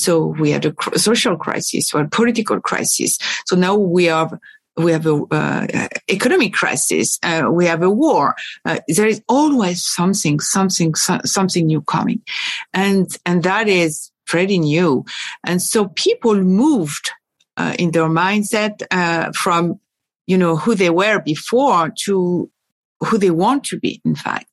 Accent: France; also born or lived in Paris / Boston; I was born and raised in France, both in Paris and at the countryside

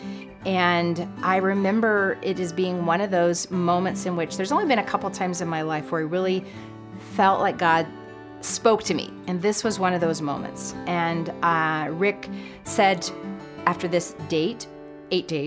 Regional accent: San Diego, California, United States; also born or lived in Texas; I was born in San Diego, California.

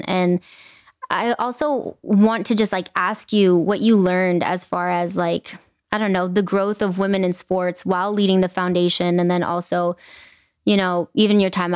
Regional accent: Inglewood, California, United States; I grew up in Inglewood, it's a brown and Black community

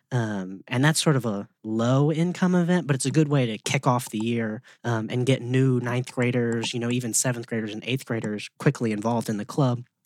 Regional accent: Memphis, Tennessee, United States; I've been in Memphis since I was born here

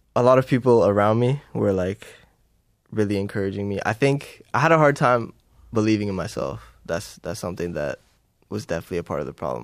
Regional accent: Timmins, Ontario, Canada; moved away as an adult; growing up in Timmins

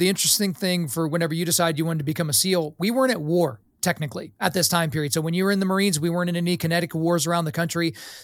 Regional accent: Lawton, Oklahoma, United States; I grew up in Lawton, Fort Sill, so I was around guys like that all the time

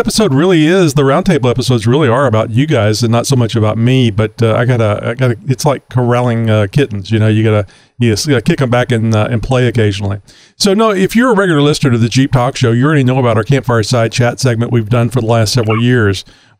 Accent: Austin, Texas, United States; I'm from the Austin area.

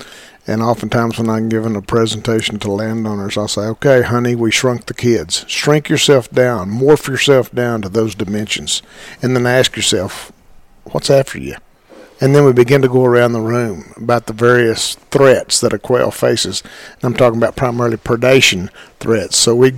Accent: Hollis, Oklahoma, United States; now in San Angelo, United States; I'm from the most southwestern town in Oklahoma, Hollis, Oklahoma, right in the far southwest corner. It's 4 miles west of Texas, or 6 miles south to the Red River.

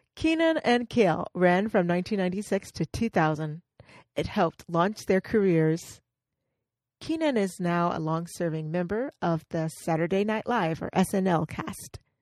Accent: the South, United States; accent: Southern; I'm from the South, so as you know, I'm Southern

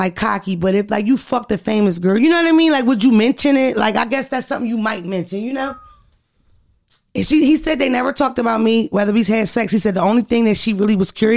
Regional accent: Philadelphia, Pennsylvania, United States; I'm from North Philly.

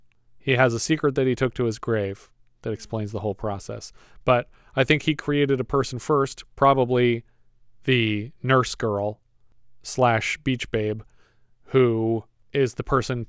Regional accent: Camarillo, California, United States; If this was me in my hometown of Camarillo where we live right now

